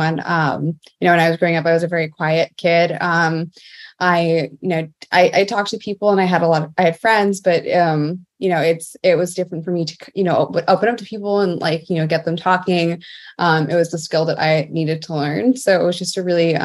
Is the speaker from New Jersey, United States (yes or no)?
yes; Mount Arlington, New Jersey, United States; I grew up in Mount Arlington, New Jersey, a very small town in northeast New Jersey.